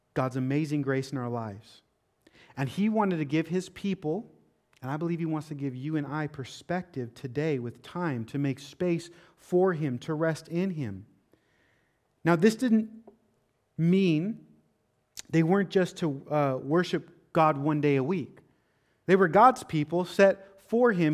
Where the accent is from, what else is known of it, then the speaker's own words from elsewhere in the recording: Seattle, Washington, United States; now in Florida, United States; growing up in Seattle